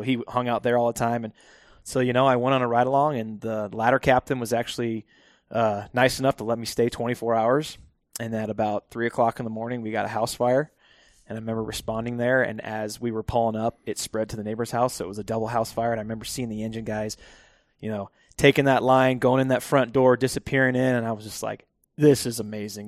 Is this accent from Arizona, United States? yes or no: yes; Phoenix, Arizona, United States; I am born and raised, uh, Phoenix, Arizona.